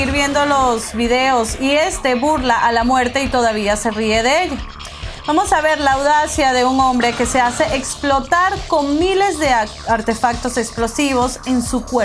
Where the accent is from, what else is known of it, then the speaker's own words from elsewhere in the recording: Colombia; soy colombiana y, venezolana, venezolana exactamente, sudamericanas